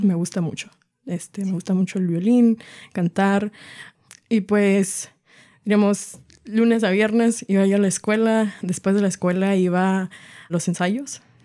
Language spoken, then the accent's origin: Spanish; Arlington, Washington, United States; also born or lived in Everett, Washington; vivo en la ciudad de Everett, nací en Arlington, soy del estado de Washington